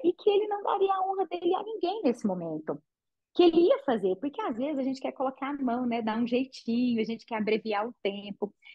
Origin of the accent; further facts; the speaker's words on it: Patrocínio, Minas Gerais, Brazil; now in Goiânia, Brazil; Eu sou de uma cidade do interior de Minas chamada Patrocínio